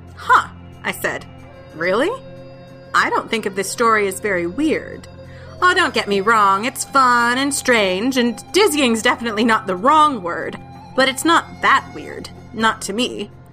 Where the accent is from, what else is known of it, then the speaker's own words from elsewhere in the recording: San Jose, California, United States; I grew up in the Silicon Valley, the sun almost always blazing in blue skies